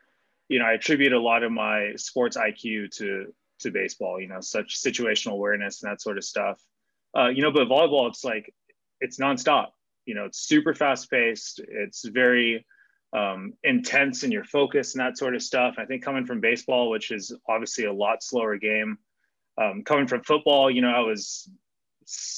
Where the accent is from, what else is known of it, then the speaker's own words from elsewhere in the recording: Claremont, California, United States; also born or lived in Pomona, California; I grew up in Claremont. So, you know, I was born down the street in Pomona